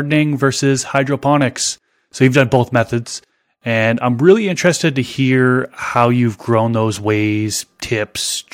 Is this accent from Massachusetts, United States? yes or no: yes; Massachusetts, United States; now in Las Vegas, United States; I was born and raised in Massachusetts, and now I live Las Vegas